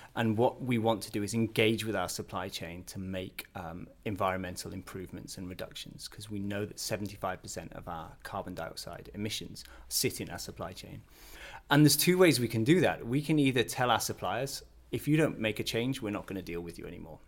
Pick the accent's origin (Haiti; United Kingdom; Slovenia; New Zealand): United Kingdom; Northern England; also born or lived in Canada; now in Billund, Denmark; I come from a, a, small town in northern England